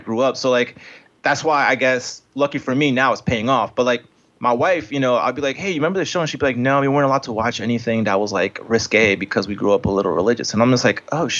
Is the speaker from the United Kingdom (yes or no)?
no; Colombia; now in United States; I'm Colombian, so I came from Colombia.